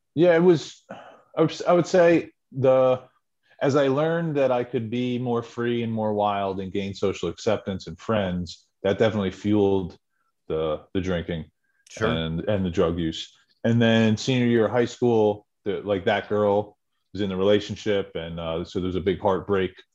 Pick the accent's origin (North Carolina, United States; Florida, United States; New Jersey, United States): New Jersey, United States; central; grew up in New Jersey, in okay. central central New Jersey.